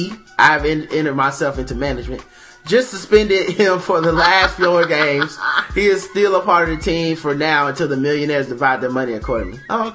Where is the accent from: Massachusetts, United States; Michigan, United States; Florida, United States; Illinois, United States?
Illinois, United States; Chicago; now in Detroit, United States; And even though I'm from Chicago, I spent a good portion of my life here, so I got love for the D.